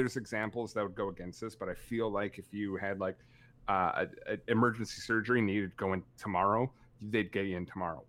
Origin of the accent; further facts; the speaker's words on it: Canada; accent: thick Canadian; my thick Canadian accent